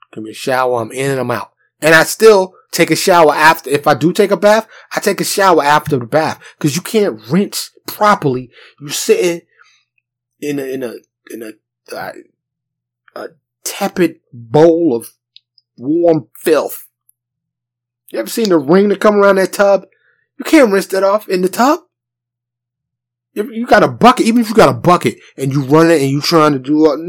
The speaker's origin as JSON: {"language": "English", "town": "New York City", "region": "New York", "country": "United States", "tie": "born or raised there", "moved": "as an adult", "lives_now": "Dallas, United States", "said": "I grew up in New York City."}